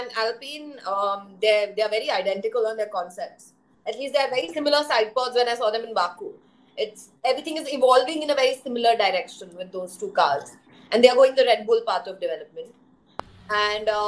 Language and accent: English; India; also born or lived in Australia; as Indian